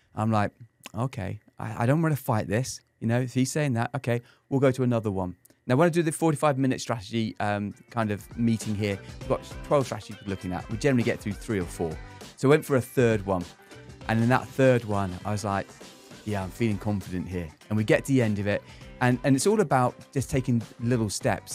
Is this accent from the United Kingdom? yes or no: yes; England, United Kingdom; now in San Antonio, United States; as an Englishman here in San Antonio, my USP is the fact that I'm English